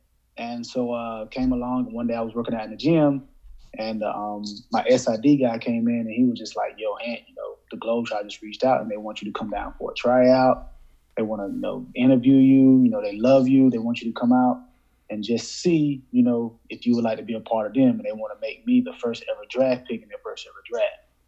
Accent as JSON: {"language": "English", "town": "Wilson", "region": "North Carolina", "country": "United States", "tie": "born or raised there", "said": "born and raised in Wilson, North Carolina."}